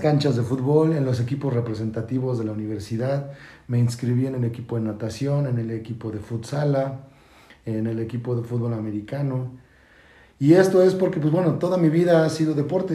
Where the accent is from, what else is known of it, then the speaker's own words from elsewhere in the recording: Mexico City, Mexico; moved away as an adult; now in Querétaro, Mexico; Soy nacido de la Ciudad de México y emigrado desde hace 14 años aquí en la ciudad de Querétaro